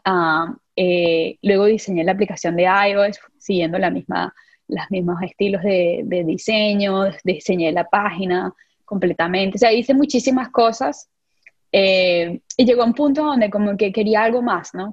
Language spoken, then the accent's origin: Spanish; San Juan de los Morros, Guárico, Venezuela; moved away as an adult; yo vengo de, Venezuela, de San Juan de los Morros específicamente, un pueblito, un pueblito, pero mi pueblito, llanera